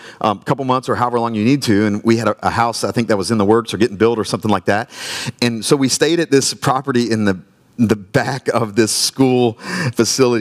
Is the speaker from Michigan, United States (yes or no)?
no; Myrtle Beach, South Carolina, United States; now in Wilmington, United States; I'm from Myrtle Beach, South Carolina, Dirty Myrtle. Grew up in Myrtle Beach